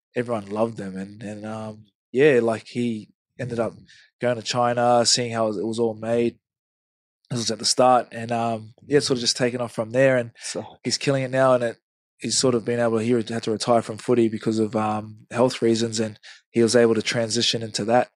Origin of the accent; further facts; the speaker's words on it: Hamilton, Waikato, New Zealand; moved away; I grew up in Hamilton, it's still Mm. Like New Zealand's home for me